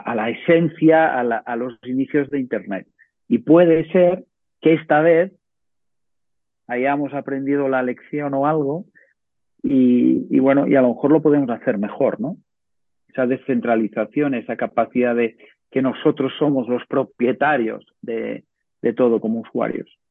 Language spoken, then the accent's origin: Spanish; Ciutadella, Balearic Islands, Spain; yo soy de Menorca